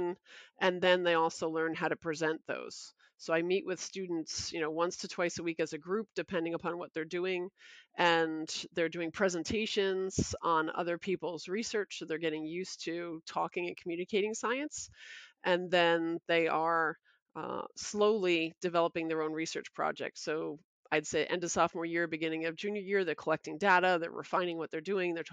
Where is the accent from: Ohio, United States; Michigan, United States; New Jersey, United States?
New Jersey, United States; Toms River; also born or lived in Brooklyn, New York; I started off K through 12 in Toms River. I was born in Brooklyn and then we moved down here.